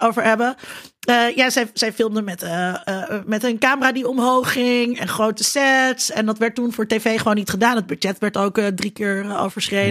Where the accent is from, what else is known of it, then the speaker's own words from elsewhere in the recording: Netherlands; als Nederlanders